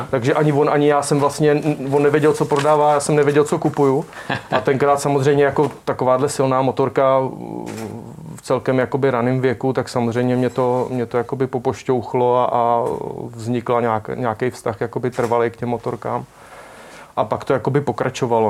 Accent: Czechia; also born or lived in Prague; pak nějak jsem vyrůstal na vesnici, když jsem se narodil v Praze

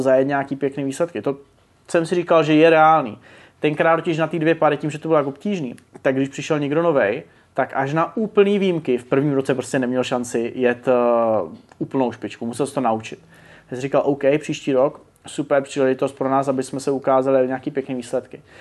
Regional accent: Brno, South Moravian Region, Czechia; já jsem z Brna

